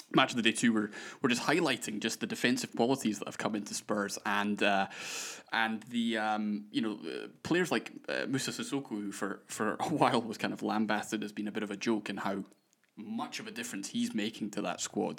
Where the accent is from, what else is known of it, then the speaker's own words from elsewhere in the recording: Scotland, United Kingdom; accent: Scottish; my ridiculous Scottish accent